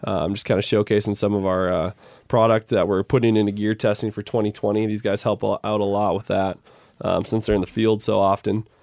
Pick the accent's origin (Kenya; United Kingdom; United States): United States; Midwest; moved away; growing up in the Midwest